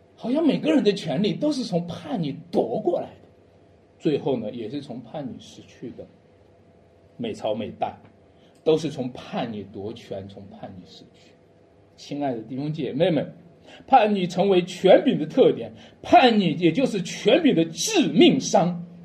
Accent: Shanxi, China; 我是个山西人，我一直深深地扎根在山西这个土地上

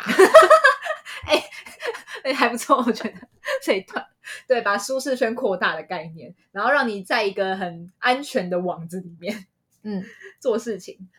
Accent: Taiwan; 身为台湾人非常 proud

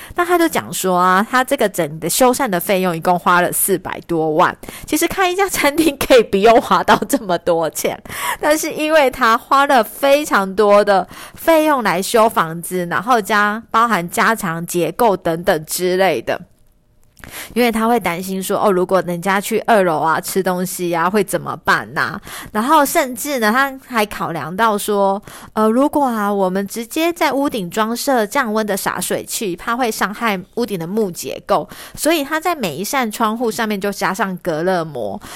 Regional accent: northern Taiwan, Taiwan; 我们北部人

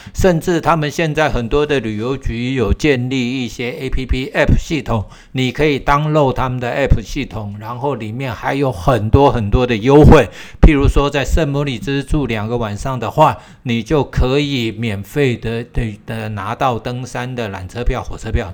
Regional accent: Taiwan; 我们台湾人

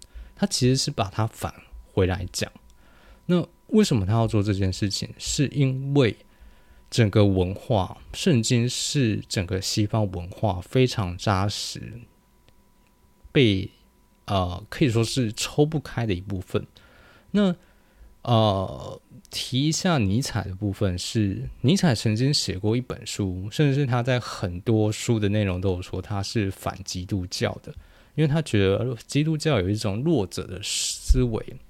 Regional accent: New Taipei, Taiwan; 我是在很猛的新北长大

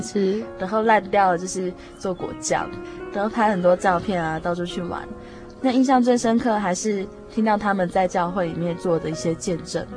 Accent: Taiwan; 我们同样来自台湾

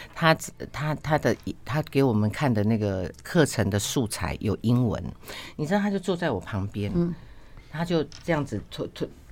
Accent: Penghu County, Taiwan; 我是澎湖，我在澎湖出生

